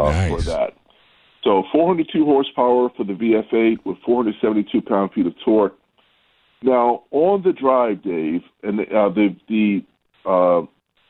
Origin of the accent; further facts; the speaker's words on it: Baltimore, Maryland, United States; accent: Baltimore; the Baltimore accent was a little odd for them